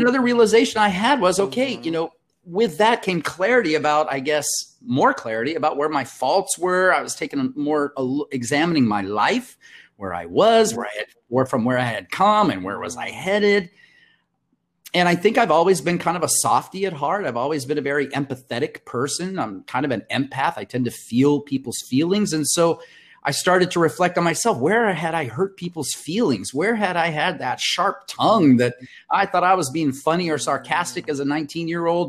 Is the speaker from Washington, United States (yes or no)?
no; Compton, California, United States; also born or lived in Mexico / Brazil / India; now in San Diego, United States; the majority of my youth were uh, spent, uh, as you and I had discussed, in Compton, California